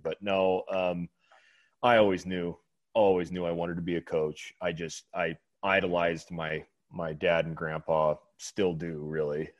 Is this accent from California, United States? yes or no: yes; Bakersfield, California, United States; I'm from California. I'm from Bakersfield, California